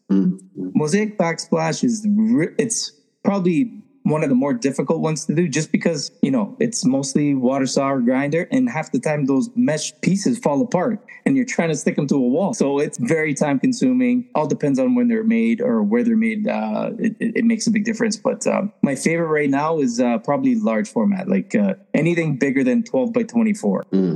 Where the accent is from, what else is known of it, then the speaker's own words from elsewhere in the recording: Toronto, Ontario, Canada; now in Simcoe County, Canada; I grew up in Toronto, Canada, and uh, just live like 45 minutes north now. I'm in the Simcoe County district now.